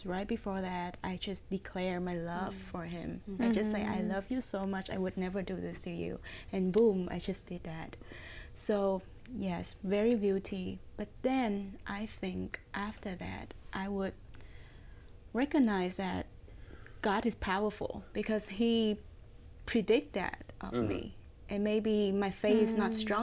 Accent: Vietnam; now in United States; I'm from Vietnam

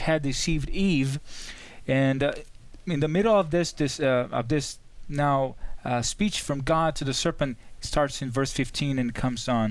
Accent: Brazil; I'm from Brazil

